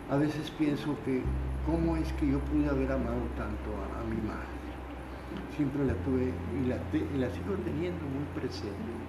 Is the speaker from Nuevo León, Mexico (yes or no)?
yes; Monterrey, Nuevo León, Mexico; y yo como buen regimontano le pisaba siempre los pies cuando bailaba con ella.